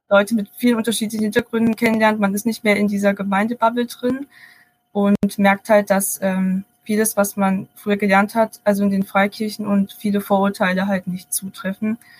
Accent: Baden-Württemberg, Germany; moved away as an adult; now in Bonn, Germany; Ich bin eigentlich aus Baden-Württemberg, also könnte es sein, dass man das mal durchhört. Ich wohne jetzt aber seit paar Jahren in Bonn

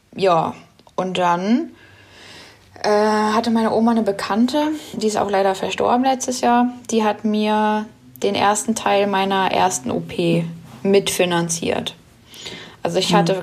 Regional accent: Braunschweig, Lower Saxony, Germany; Ich komme aus Braunschweig

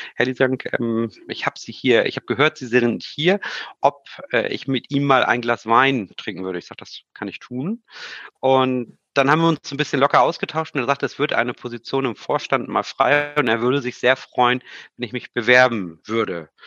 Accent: Hamburg, Germany; ich komme ja ursprünglich aus Hamburg

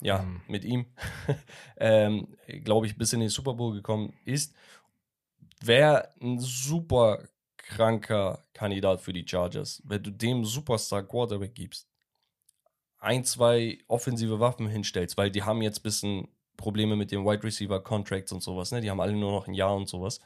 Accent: Turkey; in meiner Heimatstadt in der Türkei

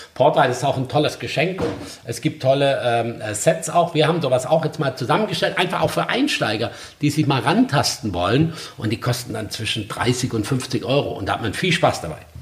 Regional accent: Black Forest, Baden-Württemberg, Germany; Also ich bin im Schwarzwald aufgewachsen, im Ringhotel Johanniterbad die Lehre gemacht.

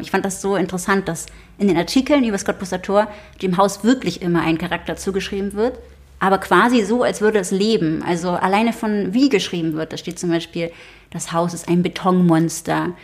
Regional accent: Berlin, Germany; ich bin in Kreuzberg aufgewachsen

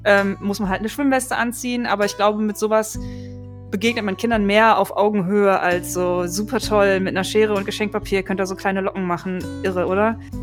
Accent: Germany; bei uns in Deutschland

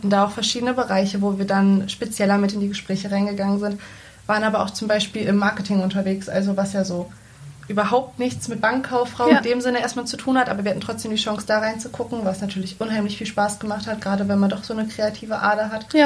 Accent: Salzgitter, Lower Saxony, Germany; also born or lived in Braunschweig; ich komme aus Salzgitter, ähm, hab, bin in Braunschweig geboren, habe da ein paar Jahre gelebt, aber da war ich doch noch sehr, sehr klein. Dann sind wir sehr, sehr schnell nach Salzgitter gezogen.

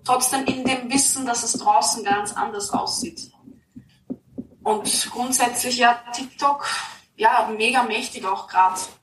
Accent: Austria; now in Vienna, Austria; ich bin kein Stadtkind ich wohne jetzt mhm. zwar in Wien, aber ich bin nicht in der Stadt aufgewachsen. Und gerade am Land

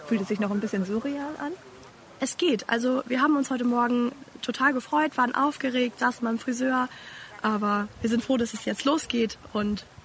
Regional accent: Mecklenburg-Vorpommern, Germany; Ich komme aus Mecklenburg.

